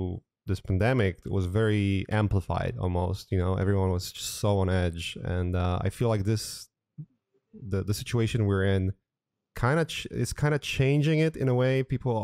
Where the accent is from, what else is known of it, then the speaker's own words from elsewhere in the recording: Poland; now in United States; I'm originally from Poland and I haven't been in Europe for years now. But I remember when I came to United States